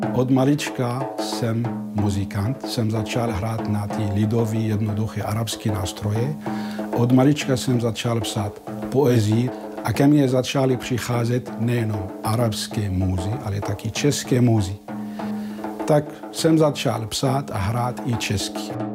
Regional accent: Syria; Czech is a second language; moved away as an adult; now in Prague, Czech Republic; já jsem z východu, já jsem ze Sýrie

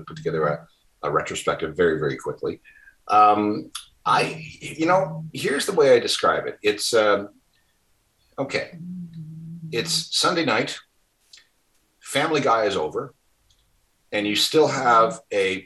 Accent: Winnipeg, Manitoba, Canada; my hometown, Winnipeg

